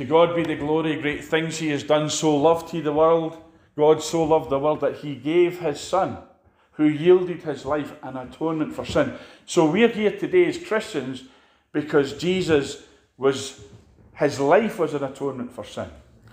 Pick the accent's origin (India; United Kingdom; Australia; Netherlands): United Kingdom; Edinburgh, Scotland; now in Glasgow, United Kingdom; I came from Edinburgh. I was born in Edinburgh.